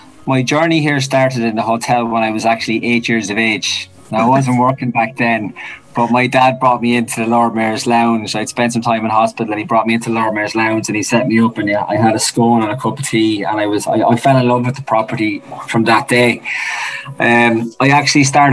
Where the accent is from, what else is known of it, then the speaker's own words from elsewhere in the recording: Naas, Leinster, Ireland; I'm actually from Nace. Sorry, proud Kildare man.